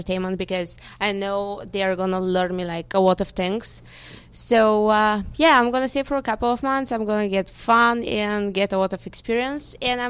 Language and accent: English; Bulgaria; English is a second language; moved away as an adult; now in Las Vegas, United States; Yeah, I'm from Bulgaria.